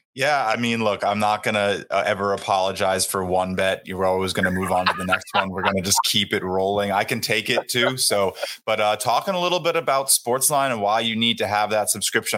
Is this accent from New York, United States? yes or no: yes; New York, United States; my hometown Yankees